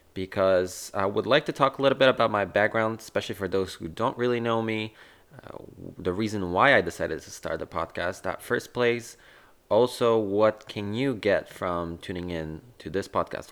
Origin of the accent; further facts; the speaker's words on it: Warsaw, Masovian Voivodeship, Poland; I was originally born and raised in Warsaw, Poland